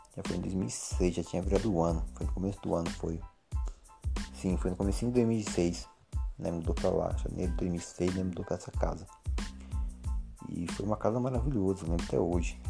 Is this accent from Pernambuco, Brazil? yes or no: no; São Carlos, São Paulo, Brazil; moved away as an adult; now in Porto Ferreira, Brazil; Eu vivo em Porto Ferreira, onde eu nasci, mas fui criado na cidade de São Carlos, inclusive me considero são carlense